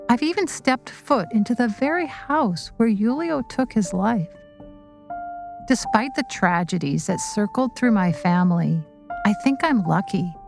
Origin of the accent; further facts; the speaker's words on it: Vancouver, British Columbia, Canada; a friend I grew up with in Vancouver